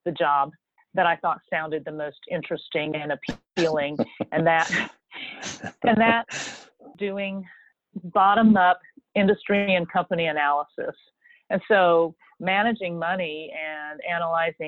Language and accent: English; Starkville, Mississippi, United States; moved away; also born or lived in Denver; Growing up in Starkville, Mississippi